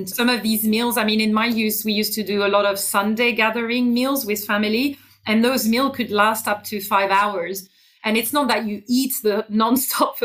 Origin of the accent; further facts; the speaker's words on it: France; moved away as an adult; also born or lived in Australia / London, United Kingdom / Germany; now in Pacific Northwest, United States; I'm born and raised in France. So my roots are in France.